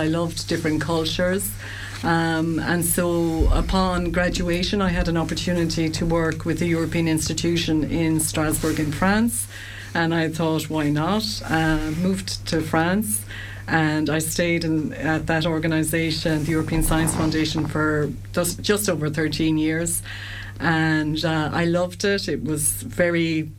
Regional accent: Shannon, Munster, Ireland; I grew up in Shannon

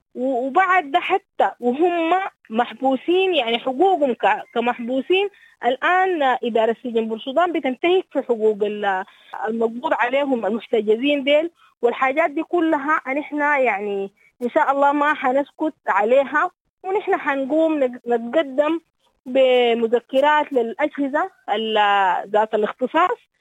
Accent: Sudan; لنا كسودانيين

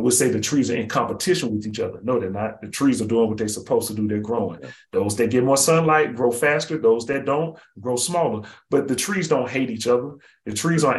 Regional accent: Birmingham, Alabama, United States; also born or lived in New Haven, Connecticut; now in Raleigh, United States; I live here in I'm in Raleigh, North Carolina. I'm from Birmingham, Alabama

